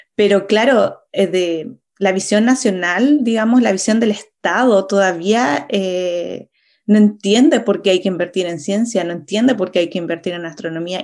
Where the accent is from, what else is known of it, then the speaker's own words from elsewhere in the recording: Chile; moved away as an adult; also born or lived in Europe; como chilena y también como astrónoma que, que vivió varios años en Europa